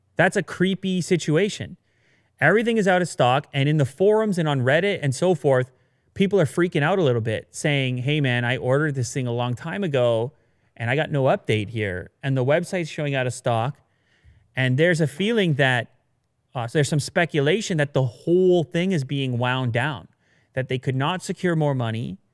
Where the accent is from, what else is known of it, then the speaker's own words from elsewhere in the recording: Canada; I'm from Canada